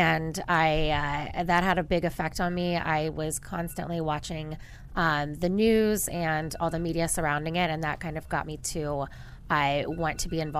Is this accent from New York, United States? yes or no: no; Dayton, Ohio, United States; I'm from Dayton, Ohio.